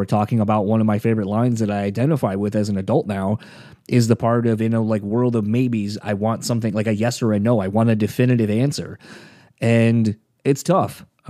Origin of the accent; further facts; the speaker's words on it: Delaware, United States; I grew up in the East Coast originally, so from Delaware.